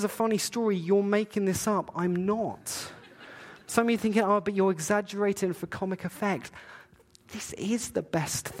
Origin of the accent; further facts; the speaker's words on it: Eastbourne, South East England, United Kingdom; now in Canada; I grew up in England. I grew up in a place called Eastbourne. It's near Brighton, very south coast against the channel of England.